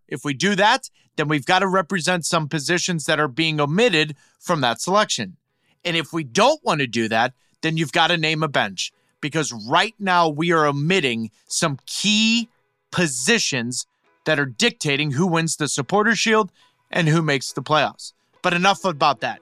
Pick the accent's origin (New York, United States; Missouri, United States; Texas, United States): Missouri, United States; St. Louis; I grew up in Saint Louis